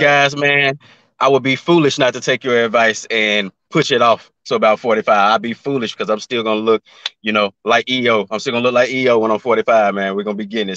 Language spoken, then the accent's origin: English; Memphis, Tennessee, United States; now in Atlanta, United States; I'm from Memphis, Tennessee. I currently live in Atlanta